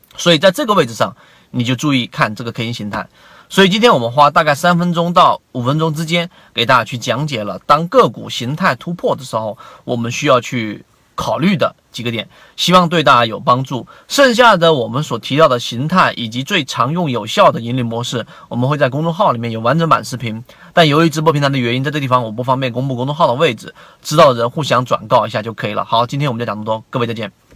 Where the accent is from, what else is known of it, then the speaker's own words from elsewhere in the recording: China; 就跟我们中国人传统所说的这个盐少许，酱油少许